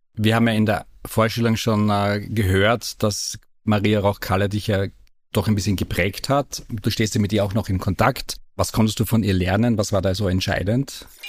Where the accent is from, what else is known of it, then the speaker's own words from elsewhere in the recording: Feldbach District, East Styria, Austria; Ich komme auch aus der Oststeiermark